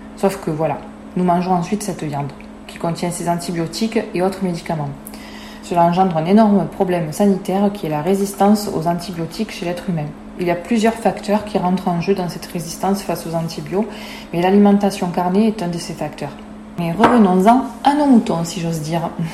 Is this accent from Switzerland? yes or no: no; France; chez nous en France, en Europe